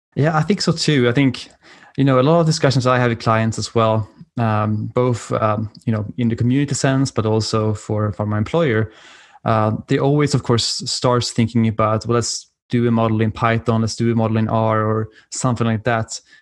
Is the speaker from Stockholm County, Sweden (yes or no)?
no; Uppsala, Uppsala County, Sweden; accent: European; English is a second language; moved away as an adult; now in Washington DC, United States; my accent is from Europe and I'm, uh, originally from Sweden, in Uppsala.